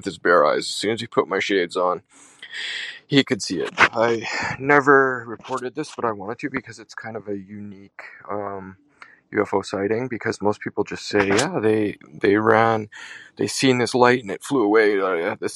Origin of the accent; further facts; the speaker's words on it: Winnipeg, Manitoba, Canada; I'm from Winnipeg, Canada.